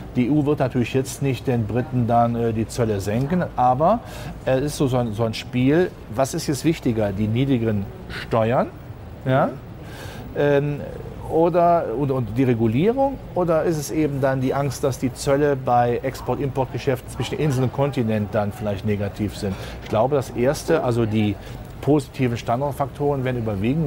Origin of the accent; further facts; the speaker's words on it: Rhenish lignite area, North Rhine-Westphalia, Germany; Ich komme ja gebürtig aus der Gegend Rhein-Braun